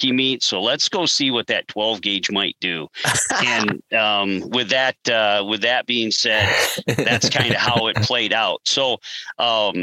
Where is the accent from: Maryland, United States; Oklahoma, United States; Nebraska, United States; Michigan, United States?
Michigan, United States; we're from Michigan